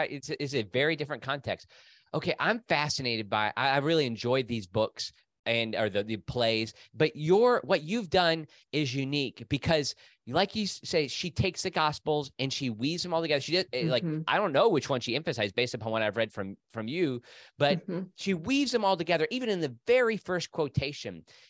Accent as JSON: {"language": "English", "country": "United States", "said": "I'm an American."}